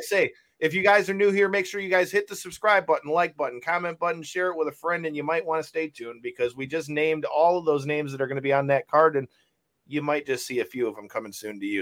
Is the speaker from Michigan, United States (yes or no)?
yes; Michigan, United States; we are from Michigan